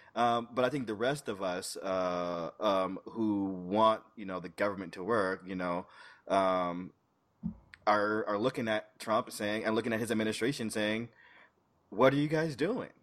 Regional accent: St. Petersburg, Florida, United States; I just in my home state, in my home city, St. Pete

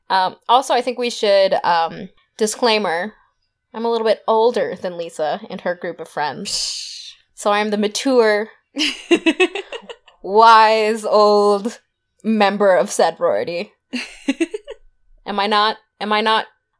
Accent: California, United States; I mean, we're from California, right?

